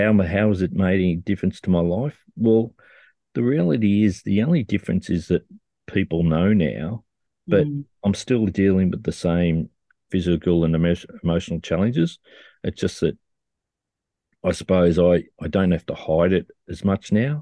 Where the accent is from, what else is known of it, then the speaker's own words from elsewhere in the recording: Australia; I'm an adult from Australia